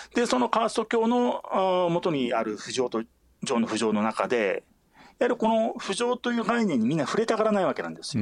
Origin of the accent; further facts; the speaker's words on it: Hokkaido, Japan; moved away; also born or lived in New Delhi; 私も、あのー、北海道の出身ですし